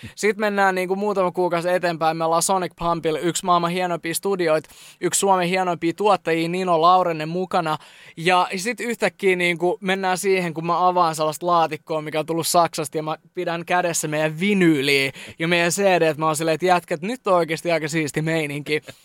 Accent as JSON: {"language": "Finnish", "town": "Jyväskylä", "region": "Central Finland", "country": "Finland", "said": "Me ollaan Jyväskylästä ja nyt me ollaan yhtäkkiä Lontoos."}